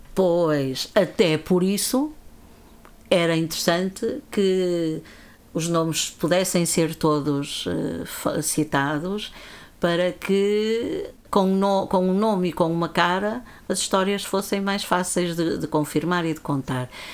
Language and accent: Portuguese; Viana do Castelo, Norte, Portugal; rua General Luís do Rego, por acaso a rua onde eu nasci, onde morava a minha avó